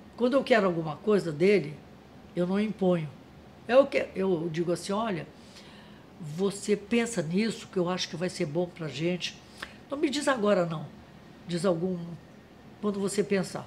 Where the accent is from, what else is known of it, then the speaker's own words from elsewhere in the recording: Rio de Janeiro, Brazil; also born or lived in Pará / São Paulo; eu fui criada na rua Visconde Pirajá, em Ipanema